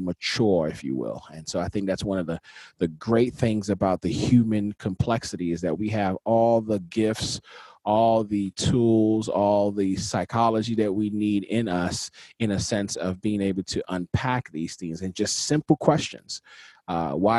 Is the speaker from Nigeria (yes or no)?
yes; Nigeria; for me as a Nigerian, our cultural context doesn't really move into anger as much